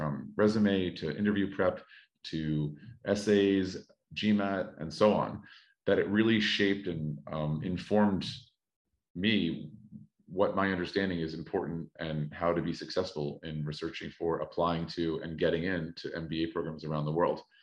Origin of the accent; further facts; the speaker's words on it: United States; moved away as an adult; now in Paris, France; I am American and have worked in education in the States for 8-9 years